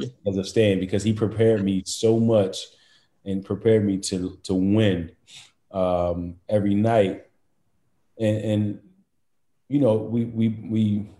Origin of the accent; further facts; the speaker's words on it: Chester, Pennsylvania, United States; me growing up in Chester